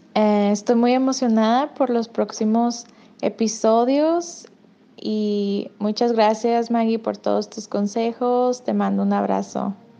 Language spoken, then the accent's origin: Spanish; Mexico; now in Albuquerque, United States; soy de México y escucho el podcast desde Albuquerque, Nuevo México